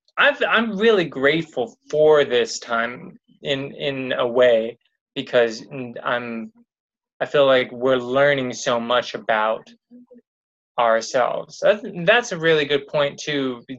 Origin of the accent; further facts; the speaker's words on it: Los Angeles, California, United States; also born or lived in Glendale; I grew up basically here in Los Angeles, like in the Pasadena area, and then kind of Glendale